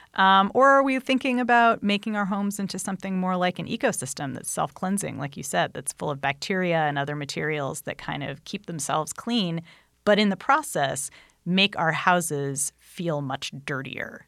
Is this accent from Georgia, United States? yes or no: no; Anaheim, California, United States; when I was a kid, I grew up right near Disneyland